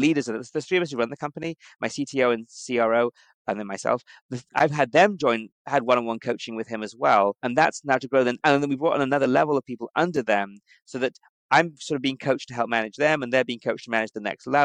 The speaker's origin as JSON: {"language": "English", "country": "United Kingdom", "moved": "yes", "said": "being British, I think coming from Europe"}